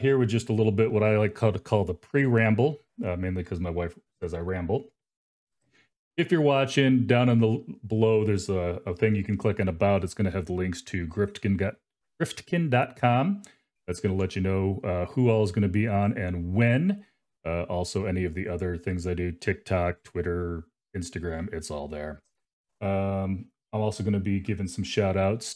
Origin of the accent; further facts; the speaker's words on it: Phoenix, Arizona, United States; I'm from Phoenix